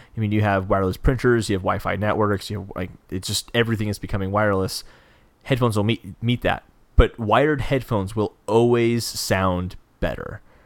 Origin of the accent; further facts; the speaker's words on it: United States; I'm an American